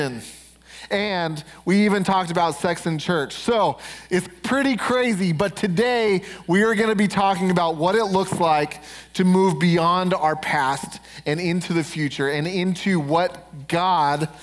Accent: Denver, Colorado, United States; I'm from Denver. We're right outside Denver

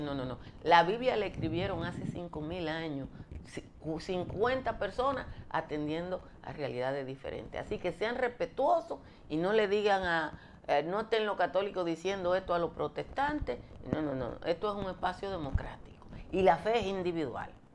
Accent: Nizao, Peravia, Dominican Republic; yo soy de Nizao y Nizao está

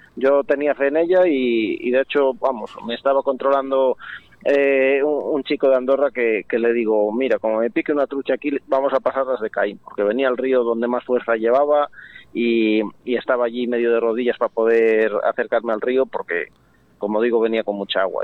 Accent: Castile and León, Spain; aquí en el Órbigo, de donde, de donde soy yo, vamos, de León

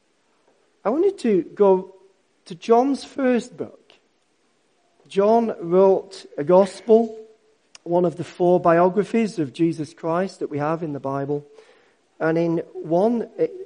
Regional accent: Yorkshire and the Humber, United Kingdom; I'm a Yorkshireman.

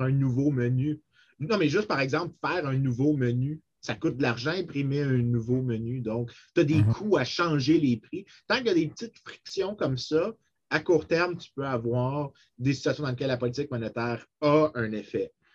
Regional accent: Saint-Lambert, Quebec, Canada; je viens de Saint-Lambert

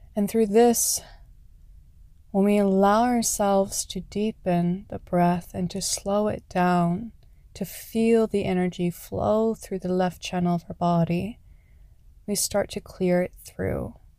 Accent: Canada; Canada, my home country

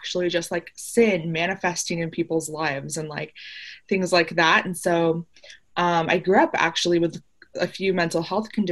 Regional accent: Chicago, Illinois, United States; I grew up in Chicago, so I'm like a big Chicago fan

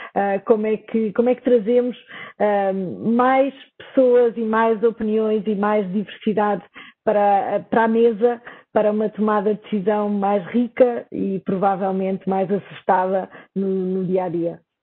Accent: Portugal

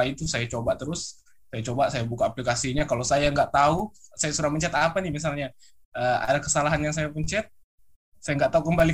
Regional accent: Tanjung Selor, North Kalimantan, Indonesia; now in Makassar, Indonesia; Saya berasal dari kota Tanjung Selor, Kalimantan Utara. Saya sekarang eh, sebagai mahasiswa di salah satu Universitas Negeri Makassar.

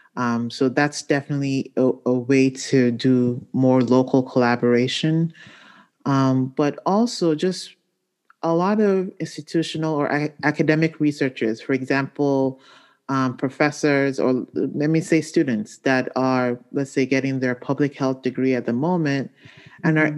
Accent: Nigeria; moved away; my home country of Nigeria

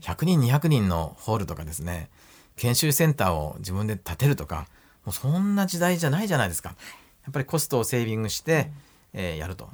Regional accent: Oita, Japan; moved away as an adult; 私ね、本当大分で生まれて、生まれ育って、まあ大学に行くまで大分にいました

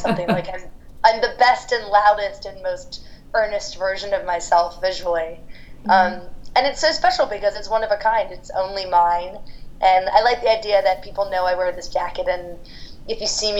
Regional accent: London, United Kingdom; one of my best friends from growing up in London

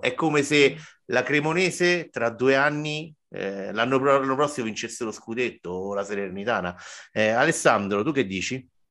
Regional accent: Rome, Lazio, Italy; che sono romano, vivo a Roma

